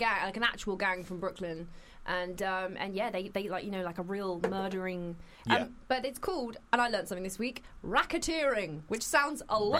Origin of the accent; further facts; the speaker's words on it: London, United Kingdom; I'm from Peckham, mate.